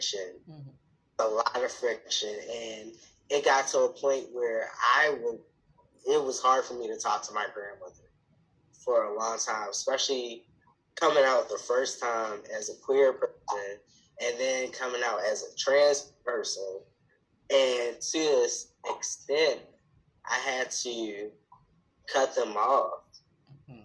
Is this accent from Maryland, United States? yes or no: yes; Baltimore, Maryland, United States; I was born in Baltimore, Maryland, where I currently live again